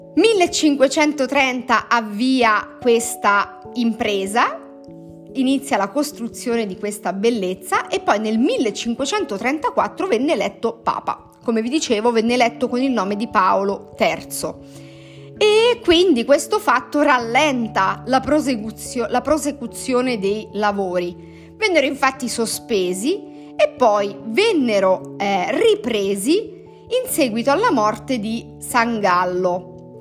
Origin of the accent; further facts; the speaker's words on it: Italy; nata in questo territorio così ricco di perle